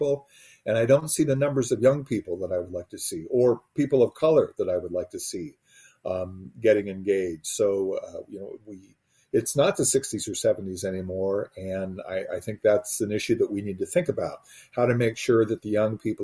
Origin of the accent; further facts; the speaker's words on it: Northeast Ohio, United States; I was a blue collar kid growing up in Northeast Ohio.